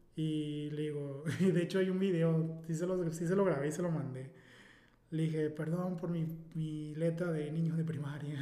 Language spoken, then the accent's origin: Spanish; Mazatlán, Sinaloa, Mexico; soy un simple mazotleco